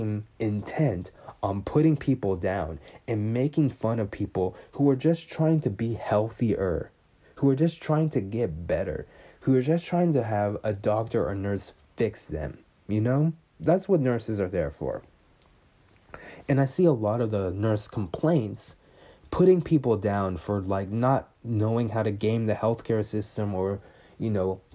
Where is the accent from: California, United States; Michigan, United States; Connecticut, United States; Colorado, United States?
California, United States; Bay Area; I'm from the Bay Area